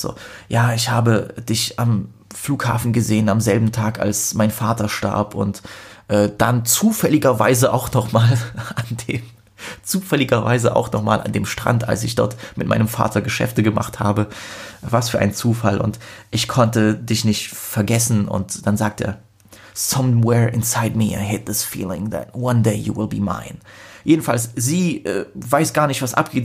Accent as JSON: {"language": "German", "country": "Poland", "said": "als Pole"}